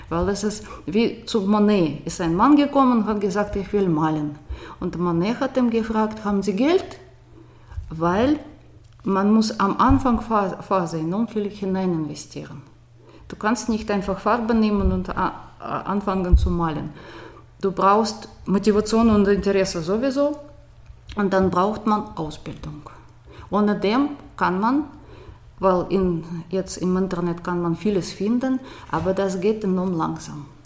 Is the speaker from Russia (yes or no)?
yes; Moscow, Moscow Oblast, Russia; also born or lived in Soviet Union; Ich komme aus Moskau, da war ich an der Grenze von Moskau geboren, Moskau-Region eigentlich. Und Moskau ist nicht Russland, das ist was ganz ein bisschen anderes. Und ich bin noch in einem ganz anderen Land geboren, Sowjetunion.